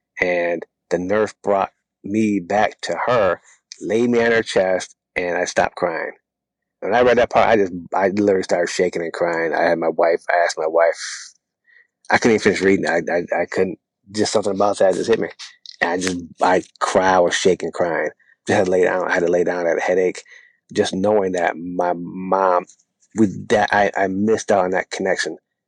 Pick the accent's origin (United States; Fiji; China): United States; I saw nothing positive about being African American.